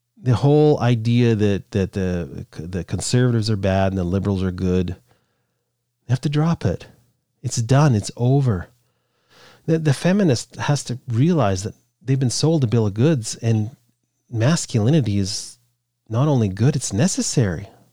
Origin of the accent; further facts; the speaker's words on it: Canada; I'm Canadian